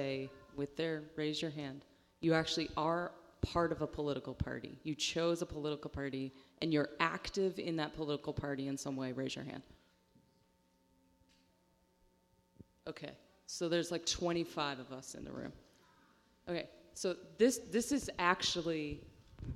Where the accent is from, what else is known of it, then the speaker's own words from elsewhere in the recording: Western Pennsylvania, United States; I'm from Western Pennsylvania, which is the home of Blue Dog Democrats